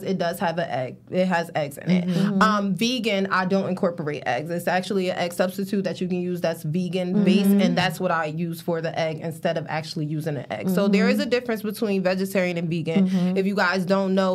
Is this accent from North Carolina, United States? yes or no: no; Paterson, New Jersey, United States; I am based out of Paterson, New Jersey